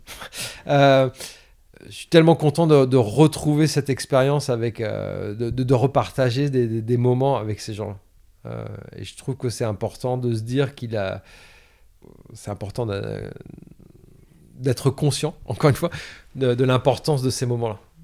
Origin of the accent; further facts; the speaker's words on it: Caen, Normandy, France; moved away; also born or lived in New York; j'ai grandi à Caen, en Normandie, euh, dans les années quatre-vingts